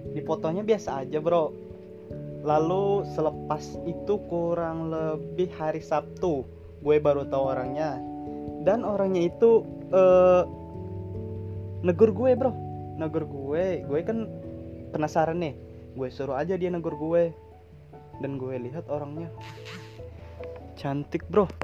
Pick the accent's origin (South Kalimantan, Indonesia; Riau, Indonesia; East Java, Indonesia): South Kalimantan, Indonesia; Indonesian is a second language; maaf ya bahasa Indonesia gue kurang lancar soalnya gue orang Banjar dan gue kurang fasih berbahasa Indonesia